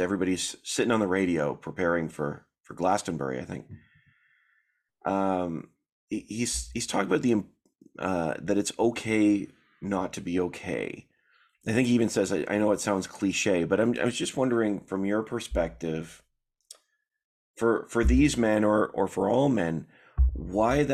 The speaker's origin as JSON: {"language": "English", "town": "Toronto", "region": "Ontario", "country": "Canada", "said": "I'm from Toronto"}